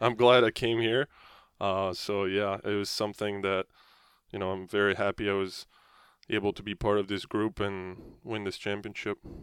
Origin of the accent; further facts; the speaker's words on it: France; moved away; you look up to as, you know, as French people